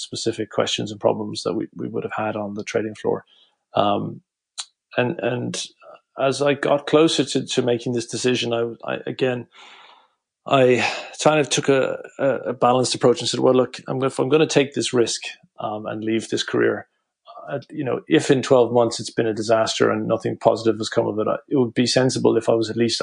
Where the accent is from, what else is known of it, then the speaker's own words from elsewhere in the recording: Cork, Munster, Ireland; moved away; also born or lived in Dublin / London; I'm from Cork originally.